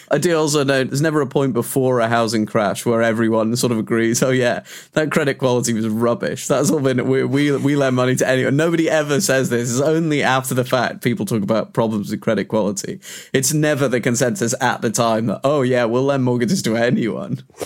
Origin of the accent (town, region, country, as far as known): United Kingdom